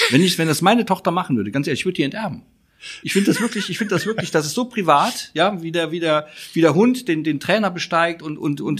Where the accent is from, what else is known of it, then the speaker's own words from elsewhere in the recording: Cologne, North Rhine-Westphalia, Germany; auch als Kölner weiß man, man darf sich nicht immer selbst besoffen machen.